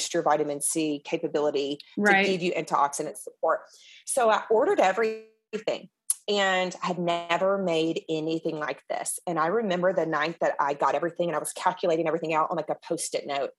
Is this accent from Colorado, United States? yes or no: no; Mississippi, United States; I am Southern. I am from Mississippi